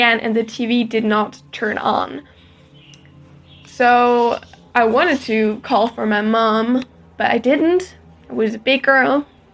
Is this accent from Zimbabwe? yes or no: no; Germany; I'm from Germany